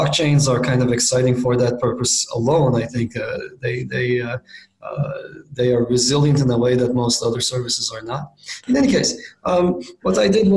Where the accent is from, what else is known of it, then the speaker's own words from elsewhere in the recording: Istanbul, Turkey; moved away as an adult; also born or lived in Princeton, United States; I grew up in Istanbul, Turkey